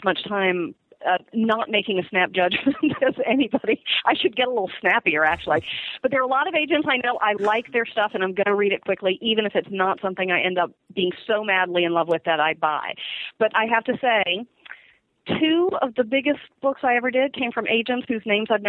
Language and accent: English; Virginia, United States; I grew up in Virginia